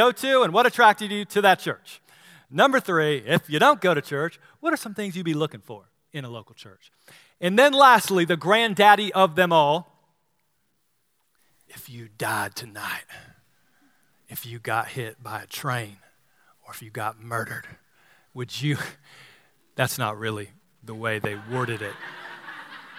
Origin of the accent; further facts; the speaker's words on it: Apex, North Carolina, United States; I grew up here in the Triangle area. And as a young lad, I went to Apex Baptist Church